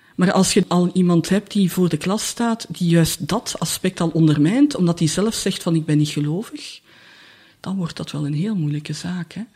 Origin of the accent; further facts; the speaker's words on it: Leuven, Flanders, Belgium; moved away as an adult; also born or lived in Brussels; Ik ben van Leuven